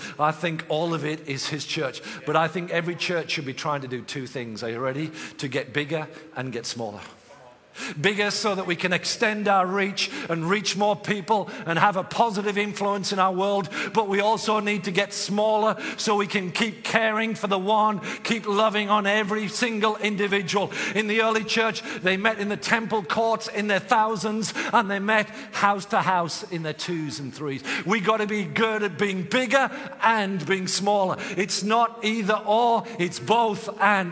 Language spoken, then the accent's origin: English; England, United Kingdom; I'm from England